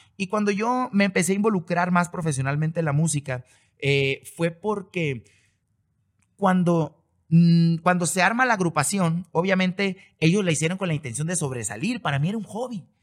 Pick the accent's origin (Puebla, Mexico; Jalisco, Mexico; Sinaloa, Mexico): Sinaloa, Mexico; Mazatlán; yo nací y crecí y he vivido toda mi vida en Mazatlán